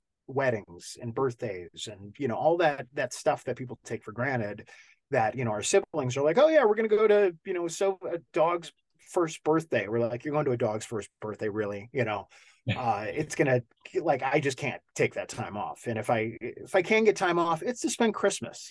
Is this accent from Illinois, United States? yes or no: yes; Chicago, Illinois, United States; moved away; I'm from Chicago